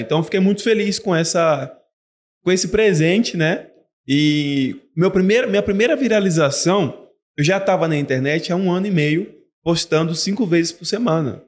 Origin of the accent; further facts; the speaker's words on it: Feira de Santana, Bahia, Brazil; Eu sou de Feira de Santana, na Bahia.